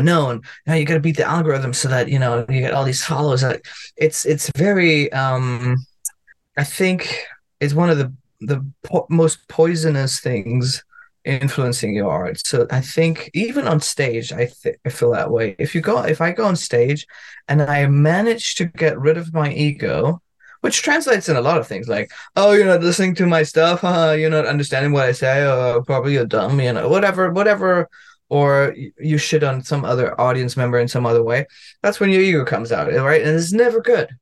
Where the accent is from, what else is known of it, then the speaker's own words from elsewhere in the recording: Germany; English is a second language; now in United States; I'm from Germany